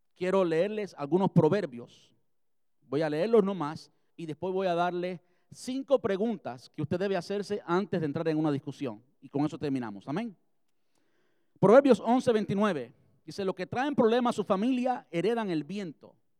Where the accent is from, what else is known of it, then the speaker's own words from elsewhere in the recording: Cuba; moved away; Yo soy cubano